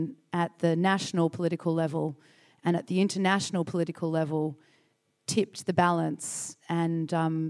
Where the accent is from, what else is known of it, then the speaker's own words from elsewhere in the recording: Australia; now in United States; I'm a journalist. I actually live in the States, but I'm Australian originally.